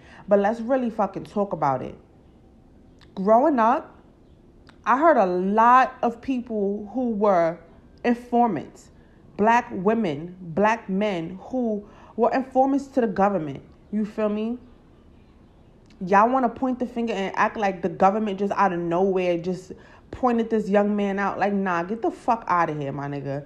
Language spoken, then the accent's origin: English; New York, United States; I'm not even from LA. I'm from New York.